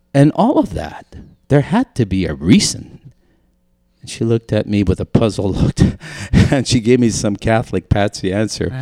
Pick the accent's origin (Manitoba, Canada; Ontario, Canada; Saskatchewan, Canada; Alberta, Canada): Manitoba, Canada; Lorette; also born or lived in Saint Boniface, Winnipeg, Manitoba; we moved out to a little French community called Lorette, Manitoba.